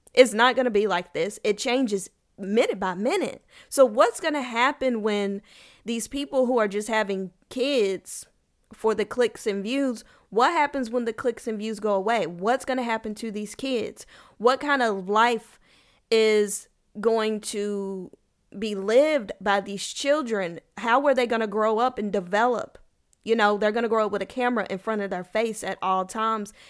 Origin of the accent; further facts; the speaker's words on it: Kentucky, United States; now in Texas, United States; I am from Kentucky. I currently live in Texas